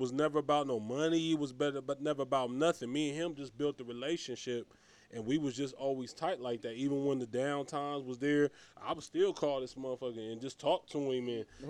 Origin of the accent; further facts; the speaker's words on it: Ohio, United States; moved away; I was originally from Ohio. That's where I'm born and bred.